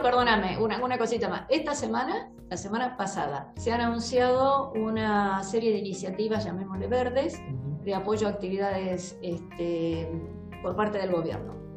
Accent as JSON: {"language": "Spanish", "country": "Argentina"}